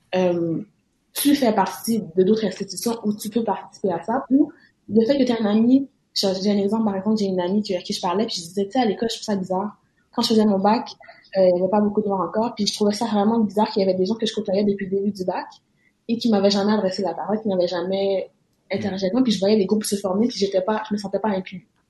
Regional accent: Quebec, Canada; en tant que Québécois

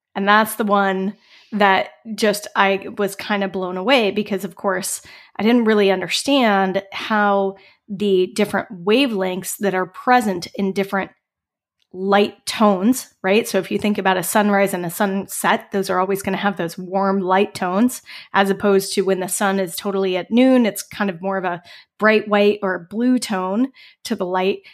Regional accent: Colorado, United States; moved away as an adult; also born or lived in Bellingham, Washington / California; I grew up in Colorado

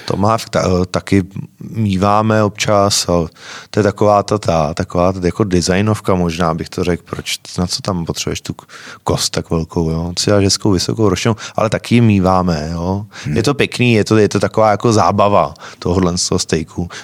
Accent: Mladá Boleslav, Central Bohemian Region, Czechia; já jsem z Malý Boleslavy

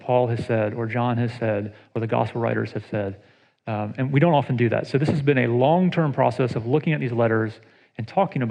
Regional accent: Atlanta, Georgia, United States; now in Ohio, United States; I grew up in Atlanta

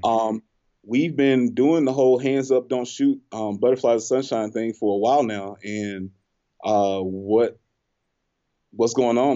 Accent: Selma, Alabama, United States; we're from Selma.

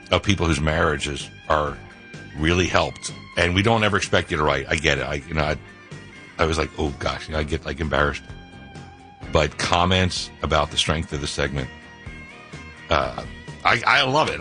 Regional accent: Philadelphia, Pennsylvania, United States; I'm from Philly

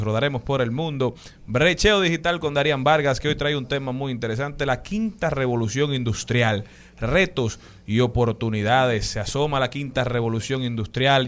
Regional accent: Dominican Republic; nuestra primera responsabilidad como dominicanos es conocer nuestra media isla

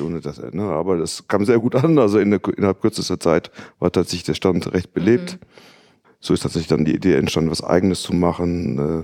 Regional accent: Netherlands; now in Düsseldorf, Germany; ich bin in Holland aufgewachsen

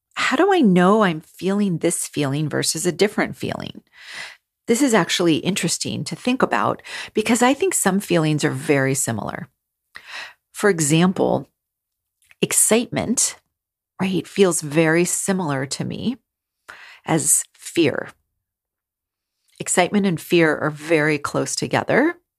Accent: California, United States; I grew up in California

